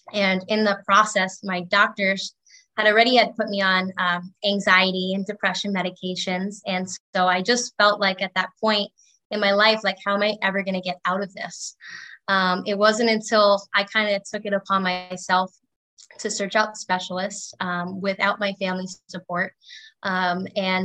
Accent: Long Island, New York, United States; I grew up in Long Island, New York

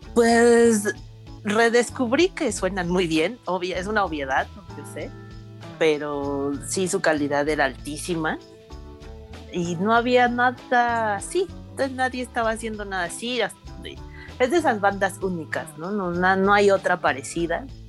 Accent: Mexico City, Mexico; el lugar donde pues, viví mi infancia, en la San Simón, la que, una colonia que está por Tlatelolco

